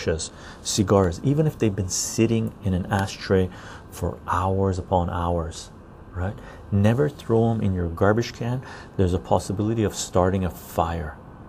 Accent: Germany; English is a second language; Johnny, I'm from Germany. We learn to always have a critical view towards authority, patriotism, and militarism.

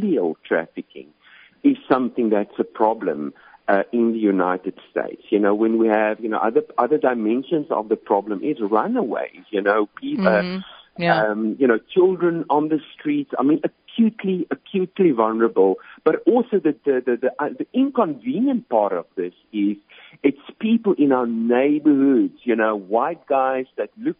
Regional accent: South Africa; moved away as an adult; You can probably pick up on the accent. So I'm originally from South Africa

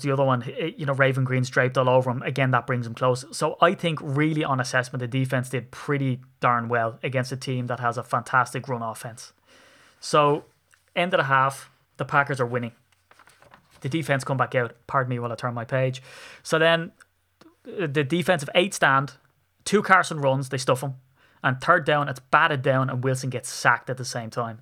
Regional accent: Ireland; I'm an Irishman

